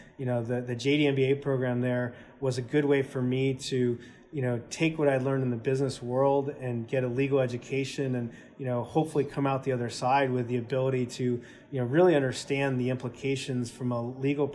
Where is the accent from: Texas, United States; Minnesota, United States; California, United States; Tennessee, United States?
California, United States; Southern; I grew up in Southern California